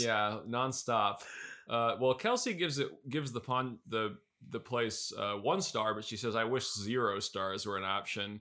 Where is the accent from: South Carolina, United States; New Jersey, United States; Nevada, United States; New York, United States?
New York, United States; New York City; moved away; I'm born and raised in Queens